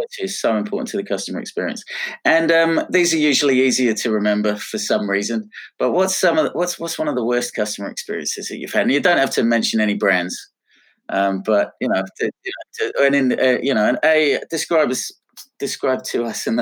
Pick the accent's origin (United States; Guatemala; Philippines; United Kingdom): United Kingdom; Pom, England; now in Australia; being a POM, as you can tell by my silly accent